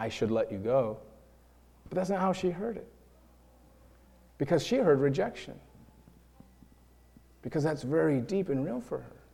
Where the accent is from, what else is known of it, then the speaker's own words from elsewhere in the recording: New York, United States; now in Iowa, United States; we're from New York, and we're an interracial couple